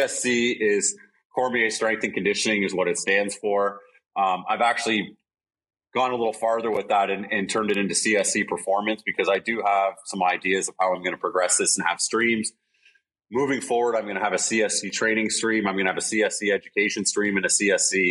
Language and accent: English; Alberta, Canada; also born or lived in Brantford, Ontario; now in Hamilton, Canada; So I was born in Alberta. I was born there.